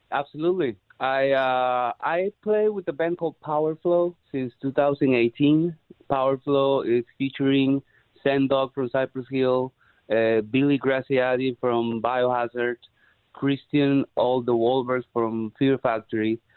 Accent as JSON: {"language": "English", "country": "Peru", "moved": "as an adult", "lives_now": "Los Angeles, United States", "said": "I'm originally from Peru."}